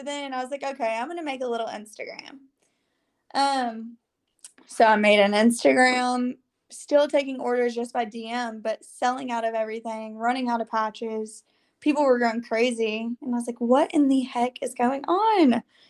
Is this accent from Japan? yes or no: no; Arkansas, United States; So I grew up in Central Arkansas, and following that went to University of Arkansas